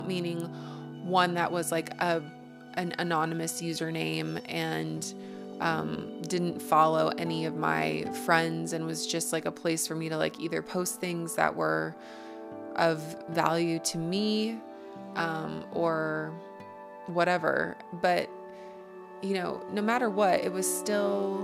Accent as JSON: {"language": "English", "country": "United States", "accent": "American", "said": "from my accent you could probably tell that I'm an American"}